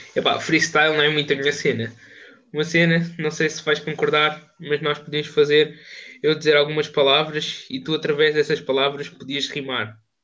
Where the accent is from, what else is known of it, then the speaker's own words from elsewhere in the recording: Coimbra, Centro, Portugal; sou de Coimbra